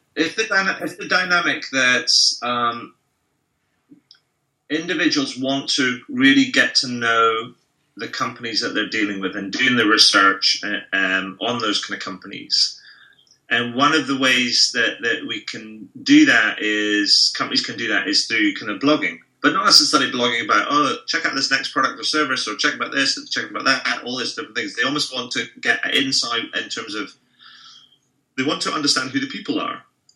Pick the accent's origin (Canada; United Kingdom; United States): United Kingdom; as a Brit, I would never give somebody a 10 just because I wouldn't.